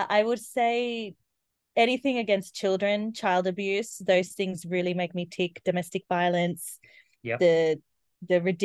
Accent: Australia; also born or lived in Sydney, Australia; I'm Indian myself, born in Australia

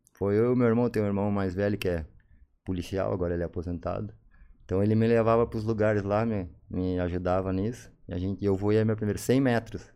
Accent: São Leopoldo, Rio Grande do Sul, Brazil; also born or lived in Cachoeira do Sul; eu nasci em Cachoeira do Sul, no Rio Grande do Sul, cidade interior. Fui para São Leopoldo, uhum mais ou menos. São Léo Grande. Isso, 9, 10 anos aí.

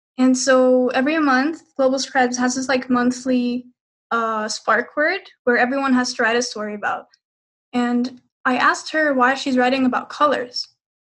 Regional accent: Jordan; I'm from Jordan

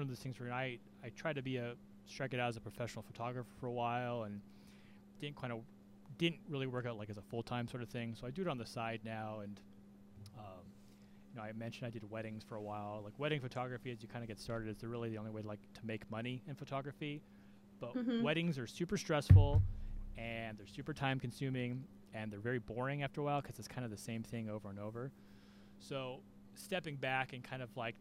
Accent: California, United States; I'm from California

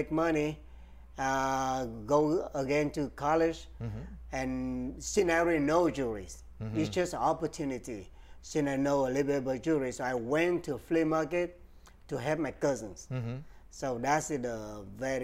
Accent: Vietnam; moved away as an adult; now in Houston, United States; I came from Vietnam. I was born and raised in Vietnam. I came here in 1996.

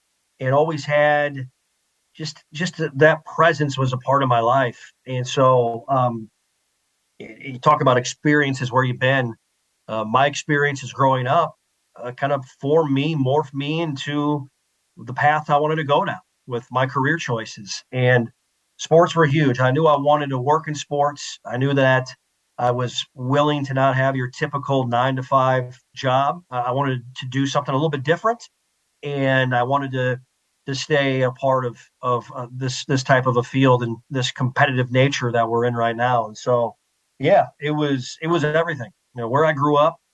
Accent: Mitchell, South Dakota, United States; I grew up in the upper Midwest in Mitchell, South Dakota

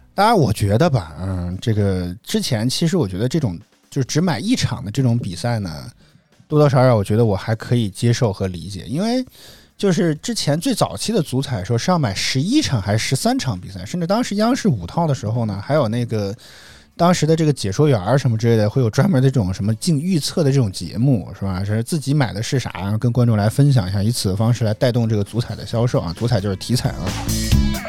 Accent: Henan, China; 像我们在河南

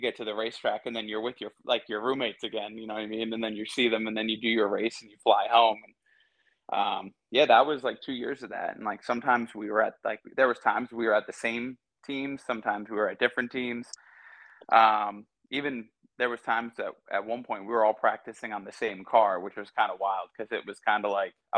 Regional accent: a little north of New York City, United States; also born or lived in North Carolina; I was born and raised in New York, went to school here

